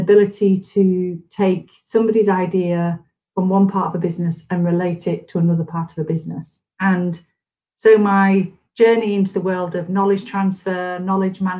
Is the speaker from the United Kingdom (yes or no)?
yes; Yorkshire and the Humber, United Kingdom; moved away as an adult; also born or lived in London / Edinburgh / Aberdeen; I'm from Yorkshire. I've lived in Yorkshire.